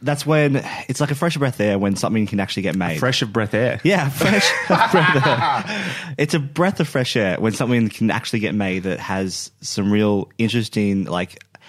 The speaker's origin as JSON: {"language": "English", "country": "Australia", "said": "as an Australian"}